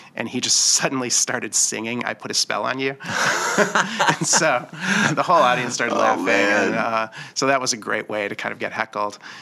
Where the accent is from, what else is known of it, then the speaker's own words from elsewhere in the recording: Detroit, Michigan, United States; I'm from Detroit